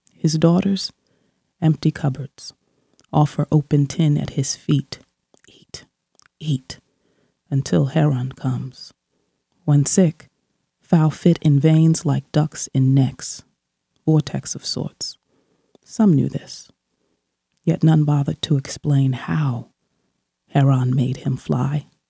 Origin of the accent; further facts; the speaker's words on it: New Jersey, United States; when I was growing up in New Jersey